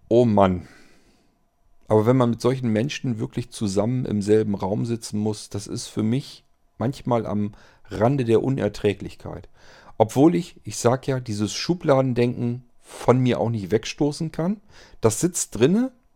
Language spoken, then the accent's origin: German; Germany; wenn man als Deutscher rüberkam und die haben das spitz gekriegt, dass man ein Deutscher war